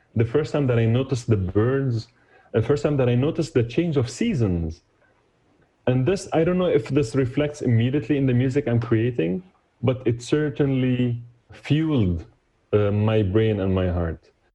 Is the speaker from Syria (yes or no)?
yes; Damascus, Damascus Governorate, Syria; moved away as an adult; now in New York, United States; I was born and raised in Damascus, moved to the US in 2001